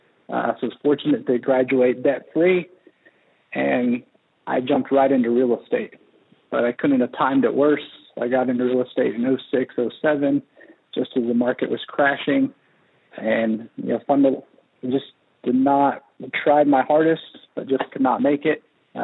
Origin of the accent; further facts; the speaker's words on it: Kenya; moved away as an adult; now in Siloam Springs, United States; So I grew up overseas in Kenya, East Africa, most of my life until I was 18